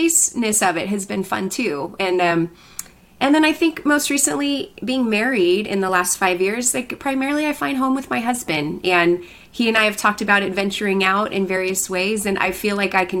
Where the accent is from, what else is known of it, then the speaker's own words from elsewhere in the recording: Colorado, United States; moved away as an adult; now in Southern California, United States; where I grew up in Colorado